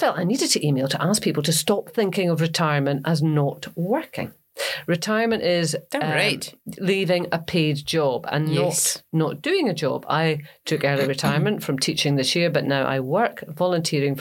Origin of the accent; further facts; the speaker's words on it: Grangemouth, Scotland, United Kingdom; also born or lived in Falkirk; I was born in Falkirk, and I grew up in Grangemouth.